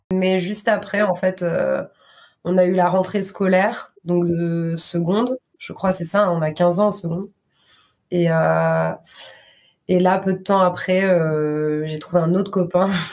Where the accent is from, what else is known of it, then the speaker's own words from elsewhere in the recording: Grenoble, Auvergne-Rhône-Alpes, France; now in Basque Country, France; je suis née en France, à Grenoble.